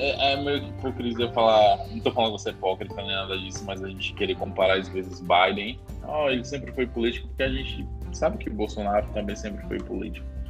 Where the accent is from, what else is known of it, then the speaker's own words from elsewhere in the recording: Brazil; como brasileiro